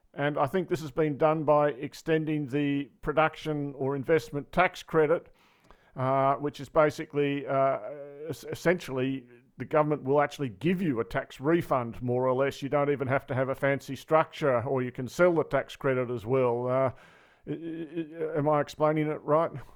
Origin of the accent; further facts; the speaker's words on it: Australia; speaking as an Australian